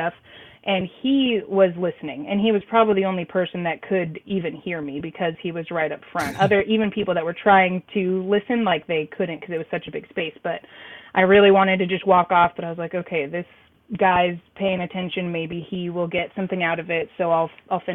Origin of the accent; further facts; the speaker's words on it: southeast Kansas, United States; now in Missouri, United States; everyone around here, they call it like the SEK area, southeast Kansas